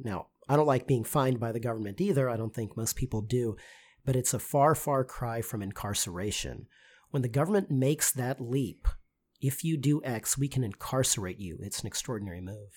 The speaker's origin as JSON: {"language": "English", "region": "Texas", "country": "United States", "said": "I'm a lawyer from Texas"}